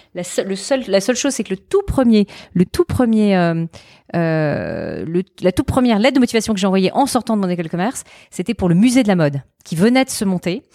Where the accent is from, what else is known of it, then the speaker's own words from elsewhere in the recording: a small village 30 km from Avignon, Provence-Alpes-Côte d'Azur, France; moved away as an adult; also born or lived in Lyon; now in Paris, France; j'ai vécu donc pareil 11 ans euh, dans le sud de la France, euh, dans un tout petit village qui est euh, euh, à 30 km d'Avignon